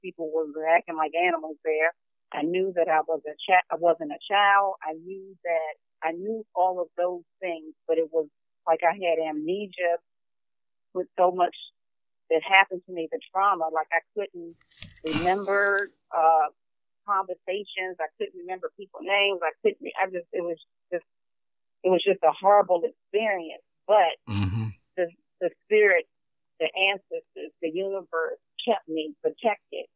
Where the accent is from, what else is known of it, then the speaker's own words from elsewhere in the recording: Maryland, United States; also born or lived in South Carolina; when we moved from South Carolina, my brother and I, to Maryland, which my grandmother stayed in South Carolina